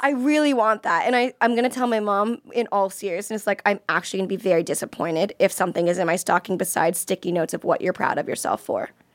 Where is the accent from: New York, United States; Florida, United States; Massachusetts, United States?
Florida, United States; I'm from Florida